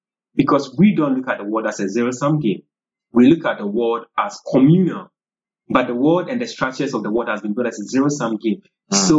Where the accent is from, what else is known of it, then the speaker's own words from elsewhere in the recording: Akyem, Eastern Region, Ghana; I'm from the Achim. Achim. Achim ethnic group, yeah. So okay. That is eastern part of Ghana, eastern region of Ghana, part of the broader Akan group, right?